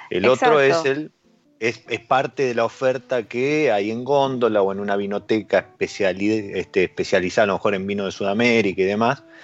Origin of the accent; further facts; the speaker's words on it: Argentina; pero no porque sí soy argentino, impongo